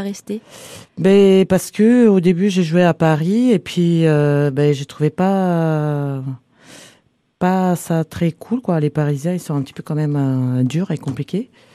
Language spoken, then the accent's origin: French; Varna, Varna Province, Bulgaria; French is a second language; moved away as an adult; now in France; je viens de Bulgarie, une ville qui s'appelle Varna, la mer Noire.